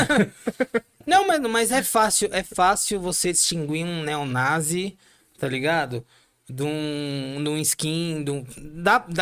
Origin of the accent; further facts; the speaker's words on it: São Paulo, Brazil; eu sou do Ipiranga